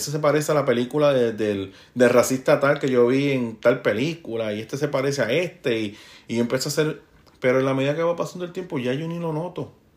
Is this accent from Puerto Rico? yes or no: yes; Puerto Rico; moved away as an adult; now in United States; yo soy el latino puertorriqueño que ando aquí